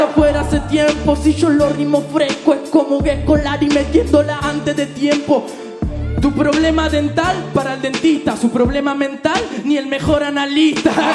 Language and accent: Spanish; Argentina; soy la República Argentina, representada en cada una de mis fucking rimas